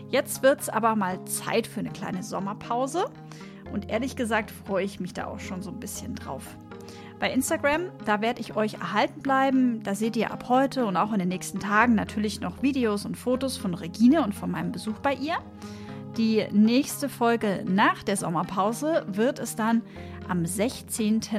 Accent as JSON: {"language": "German", "region": "Bavaria", "country": "Germany", "tie": "born or raised there", "said": "ich bin in Bayern aufgewachsen."}